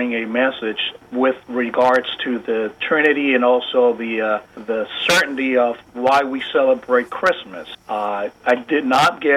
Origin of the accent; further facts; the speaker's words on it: Puerto Rico; first language Spanish; English is a second language; moved away as an adult; now in New Jersey, United States; I was born and raised in Puerto Rico, so if you find that I do have an accent, it's because of that. Sometimes I have to formulate my thoughts in Spanish and translate them in English